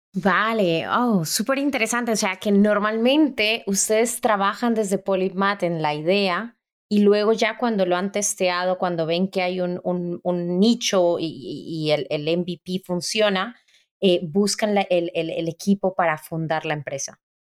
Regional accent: Colombia; Como colombiana

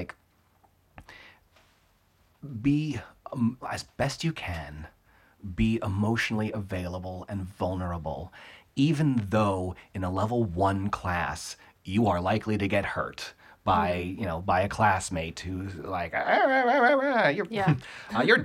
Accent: South Florida, United States; moved away; I grew up in South Florida

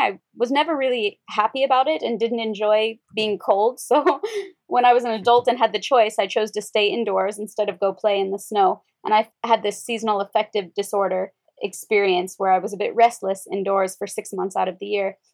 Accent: Wyoming, United States; So I'm from the US. I was born in Wyoming and a very small rural town

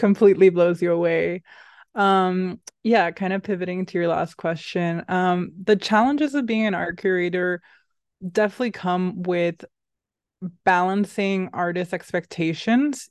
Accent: Puerto Rico; also born or lived in Boston, United States; now in New York, United States; I grew up in Puerto Rico, surrounded by colors

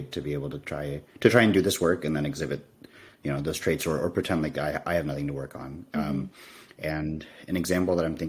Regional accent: United States; I identify as Indian American

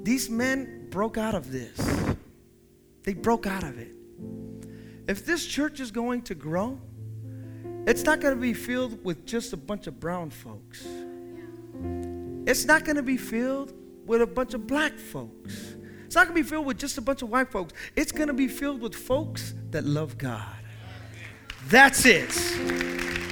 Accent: the Bay Area, California, United States; moved away as an adult; also born or lived in the South; I grew up in the Bay

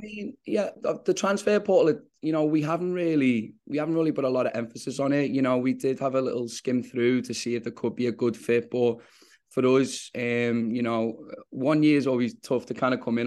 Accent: England, United Kingdom; now in New York, United States; us both being English

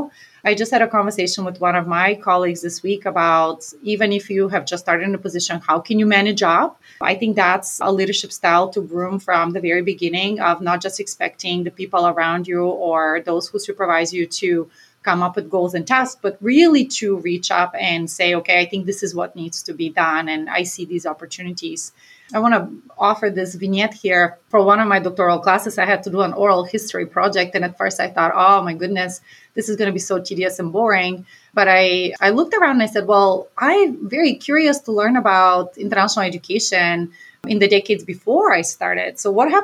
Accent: Bulgaria; now in Maine, United States; my hometown, which was 100,000 people, one of the largest cities in Bulgaria, where I'm from.

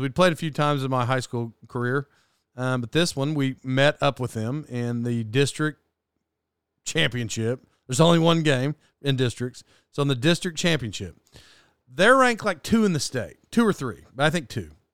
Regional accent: Locust Grove, Oklahoma, United States; I grew up in Locust Grove, Oklahoma

